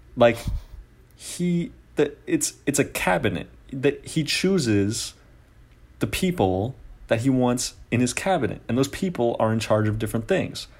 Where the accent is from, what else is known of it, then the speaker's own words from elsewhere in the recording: Oakland, California, United States; I'm from Oakland, California